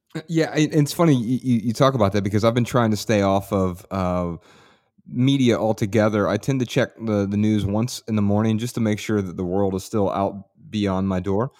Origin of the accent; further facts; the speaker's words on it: Ohio, United States; I'm from Ohio, and I'm usually very proud to be from Ohio